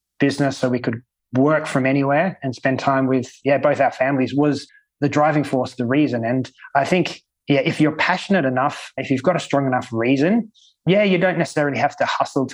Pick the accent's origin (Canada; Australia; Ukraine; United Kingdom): Australia; Sydney, New South Wales; now in Malta; Sydney, my hometown